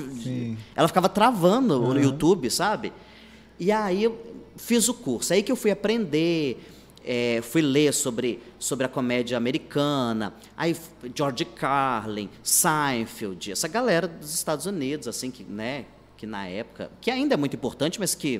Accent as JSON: {"language": "Portuguese", "town": "Contagem", "region": "Minas Gerais", "country": "Brazil", "tie": "born or raised there", "also_born_or_lived": "Belo Horizonte", "moved": "as an adult", "lives_now": "Fortaleza, Brazil", "said": "eu sou de Contagem, mas Contagem. que é, é, do lado de Belo Horizonte"}